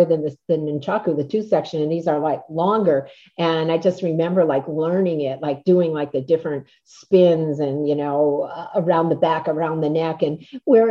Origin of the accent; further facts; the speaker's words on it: Scranton, Pennsylvania, United States; I was from Scranton